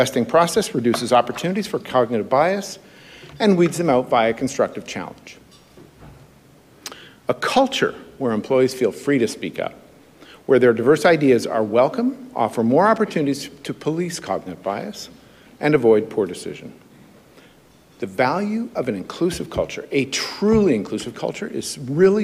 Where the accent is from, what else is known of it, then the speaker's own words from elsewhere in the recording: Alberta, Canada; I'm from Alberta